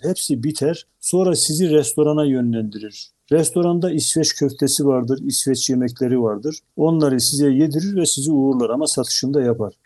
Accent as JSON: {"language": "Turkish", "region": "Black Sea Region", "country": "Turkey"}